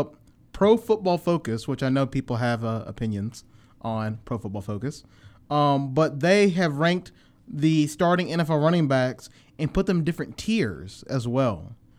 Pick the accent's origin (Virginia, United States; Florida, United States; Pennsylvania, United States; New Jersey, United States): Virginia, United States; Chesapeake; I am from Chesapeake, Virginia.